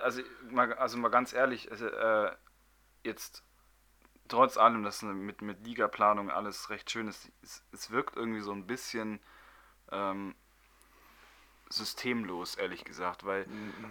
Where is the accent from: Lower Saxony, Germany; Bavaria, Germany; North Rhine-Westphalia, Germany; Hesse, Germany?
Bavaria, Germany; Munich; ich bin zwar gebürtiger Münchner